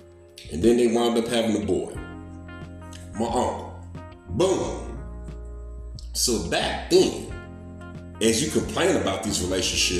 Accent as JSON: {"language": "English", "town": "St. Louis", "region": "Missouri", "country": "United States", "said": "I'm from St. Louis, but my peoples is from Biloxi, Mississippi"}